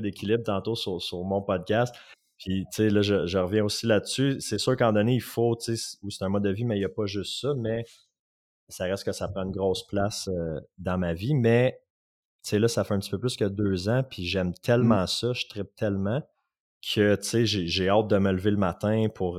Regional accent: Outaouais, Quebec, Canada; also born or lived in Gatineau; je viens de l'Outaouais

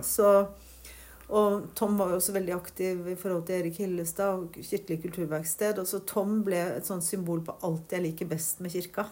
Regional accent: Troms, Norway; moved away; also born or lived in Lofoten; Jeg er født i Tromsø. Ja. Så bodde både i indre Troms ja. og på Lofot, i Lofoten

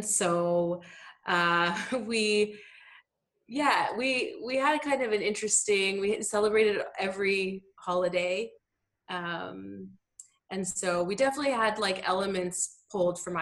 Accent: Ottawa, Ontario, Canada; also born or lived in United States; now in Toronto, Canada; I grew up in Ottawa, so there's a big Arab community there

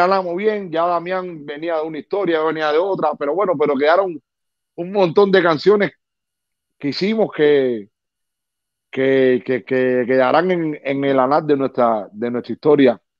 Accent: Cuba; moved away; Después que yo vine de Cuba para acá, mi vida dio un cambio a 180 grados.

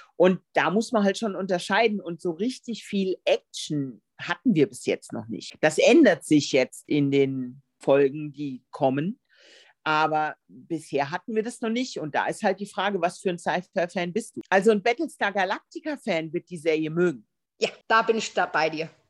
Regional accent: Germany; bei uns in Deutschland

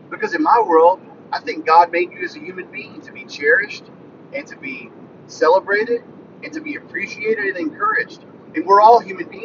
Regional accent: rural northwestern Louisiana, United States; I was raised in rural northwestern Louisiana

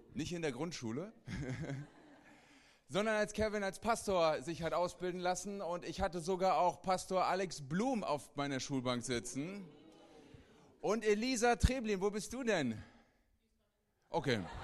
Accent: Hesse, Germany; ich bin ein Hesse. Ist okay. Und ich bin zur Hälfte Mazedonier.

